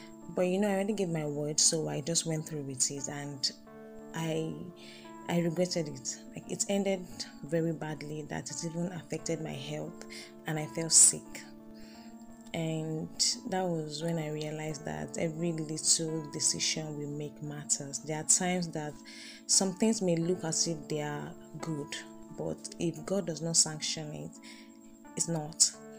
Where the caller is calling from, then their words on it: Ileri, Oyo, Nigeria; I'm recording from Ileri, Oyo State, Nigeria.